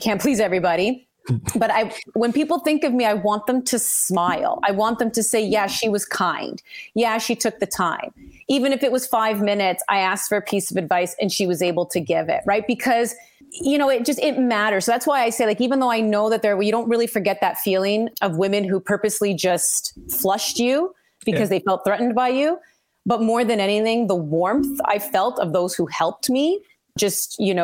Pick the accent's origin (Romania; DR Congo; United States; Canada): Canada; I am Canadian